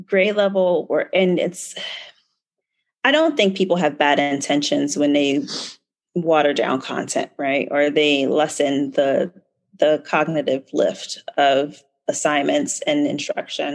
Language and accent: English; Baltimore, Maryland, United States; born and raised in Baltimore.